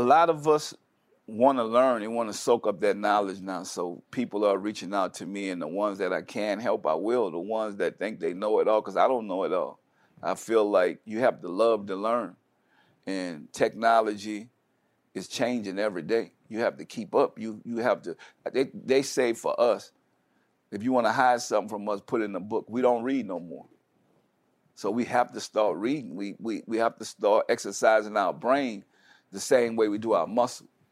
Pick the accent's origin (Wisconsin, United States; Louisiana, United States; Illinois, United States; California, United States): Louisiana, United States; New Orleans; I come from New Orleans, it's, it's a hurricane town